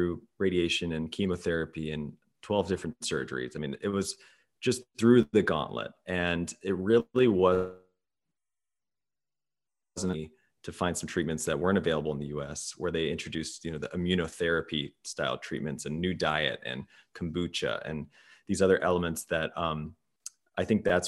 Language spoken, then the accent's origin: English; Midwest, United States; I grew up in the Midwest